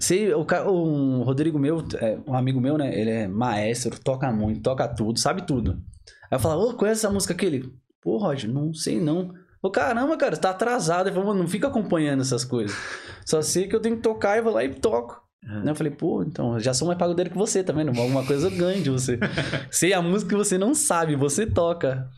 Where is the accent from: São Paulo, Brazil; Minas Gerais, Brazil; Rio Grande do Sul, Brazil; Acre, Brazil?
São Paulo, Brazil; Diadema; moved away as an adult; now in Ireland; eu vim lá de Diadema